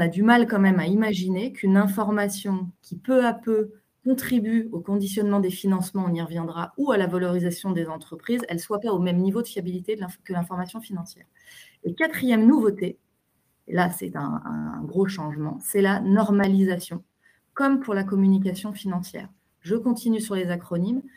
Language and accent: French; France; on est habitué en tant que Français